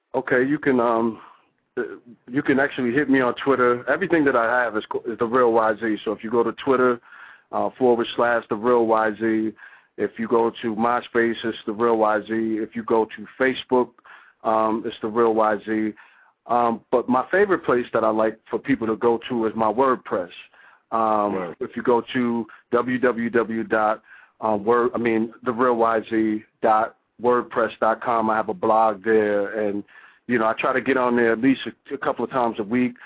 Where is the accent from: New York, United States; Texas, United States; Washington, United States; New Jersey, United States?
New Jersey, United States; I'm from New Jersey now